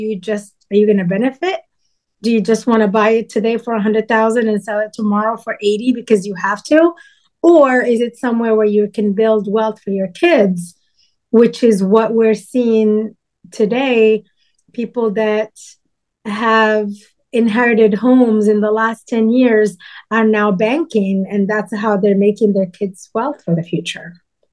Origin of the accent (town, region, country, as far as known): Casablanca, Casablanca-Settat, Morocco